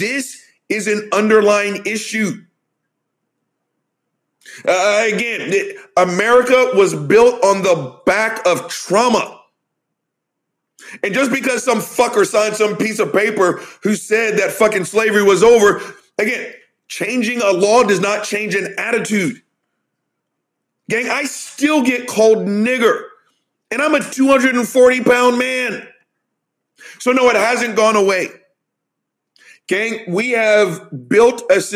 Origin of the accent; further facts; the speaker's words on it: the South, United States; I'm from the South